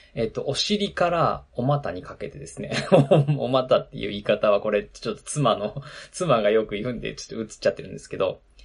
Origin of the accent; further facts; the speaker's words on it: Nagano, Japan; moved away; ウィンタースポーツの盛んなところで僕育ったので